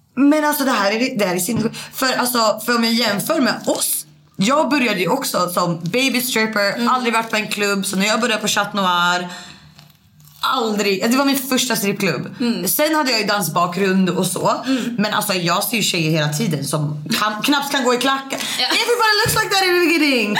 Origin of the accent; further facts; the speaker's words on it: Sweden; also born or lived in Norway; jag var svensk